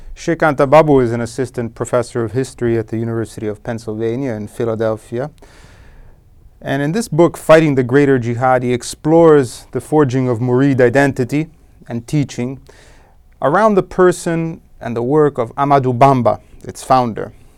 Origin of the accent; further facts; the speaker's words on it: Rome, Lazio, Italy; I was born in Rome, Italy, in nineteen seventy, and I grew up there.